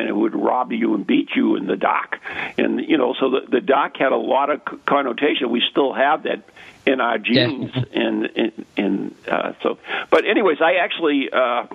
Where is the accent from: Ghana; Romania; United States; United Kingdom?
United States; accent: American; It's my crappy American, not the. It's my accent.